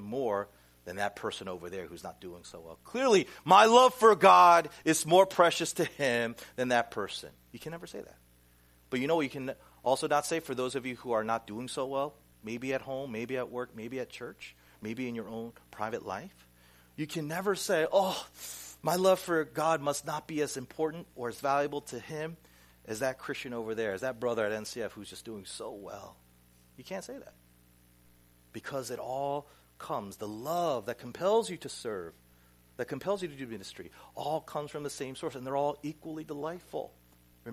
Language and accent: English; Pineville, North Carolina, United States; now in Flushing, New York, United States; I grew up in Pineville, North Carolina